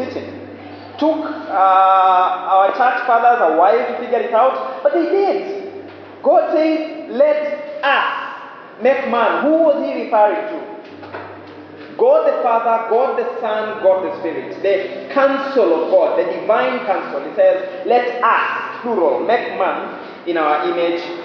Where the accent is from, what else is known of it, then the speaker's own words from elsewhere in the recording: Western Kenya, Kenya; I am from Western Kenya, married to a girl from Central Kenya